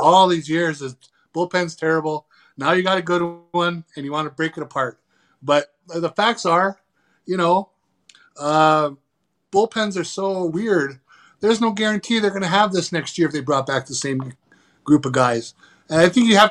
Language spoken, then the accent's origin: English; Upper Michigan, United States; moved away; we had the best baseball field in Upper Michigan in our hometown